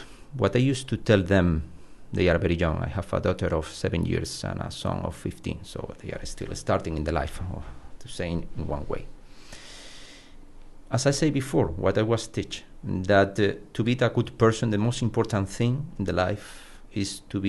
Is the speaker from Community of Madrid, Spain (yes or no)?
no; Córdoba, Andalusia, Spain; born there; English is a second language; I was born in Cordoba, in the south of Spain, where the weather is very hot